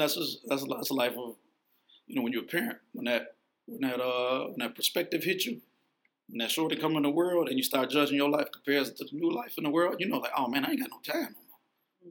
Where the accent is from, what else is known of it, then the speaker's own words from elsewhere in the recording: Chicago, Illinois, United States; also born or lived in Vancouver; I grew up on the south side. Had kids when I was on the west side, and uh, but I was born in Vancouver, and I moved to Chicago in two, like uh, uh when I was like two years old.